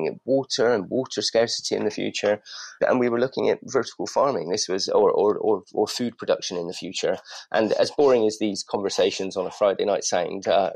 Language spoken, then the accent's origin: English; Bristol, South West England, United Kingdom; moved away as an adult; now in London, United Kingdom; We're old friends from Bristol. You may be able to detect a slight accent. I'd moved up to London about 20 years ago.